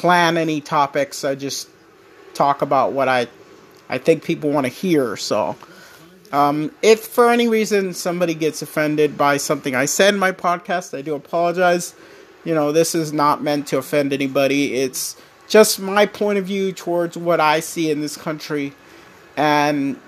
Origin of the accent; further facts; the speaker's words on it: United States; me as an American